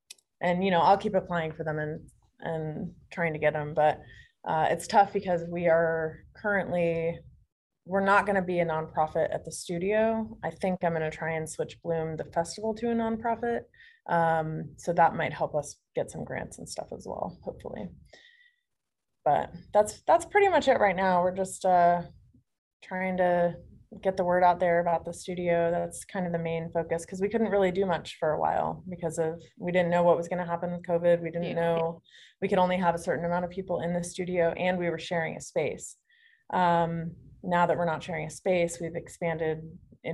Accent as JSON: {"language": "English", "town": "Phoenix", "region": "Arizona", "country": "United States", "tie": "born or raised there", "moved": "yes", "said": "I'm from Phoenix"}